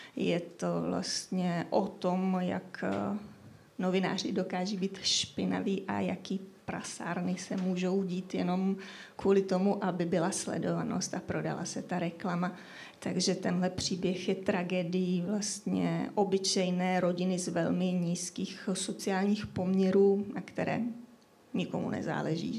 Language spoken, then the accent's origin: Czech; Czechia; já jsem rodačka ze Šumavy, ale hlavně teda odtud pochází moje rodina už po několik generací